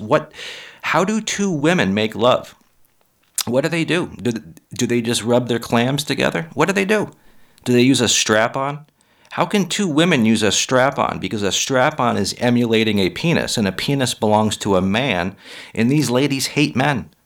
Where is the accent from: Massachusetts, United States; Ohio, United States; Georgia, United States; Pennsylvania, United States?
Massachusetts, United States; Massachusetts. That's my home state